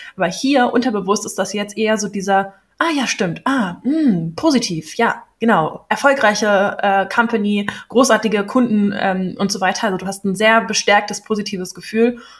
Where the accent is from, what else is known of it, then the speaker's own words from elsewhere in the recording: Berlin, Germany; Ich bin auch echte Berlinerin, in der Charité geboren